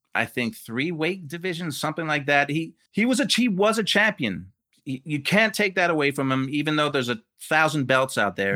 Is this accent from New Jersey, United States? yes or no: yes; Rahway, New Jersey, United States; I grew up in Jersey